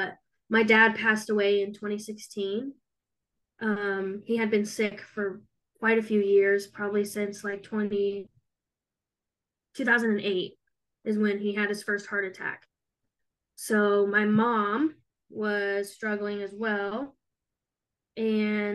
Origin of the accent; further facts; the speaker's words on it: Monticello, Indiana, United States; also born or lived in Lafayette, Indiana / Brookston, Indiana; And then we moved to Monticello. So I grew up there, went to elementary school, middle school, high school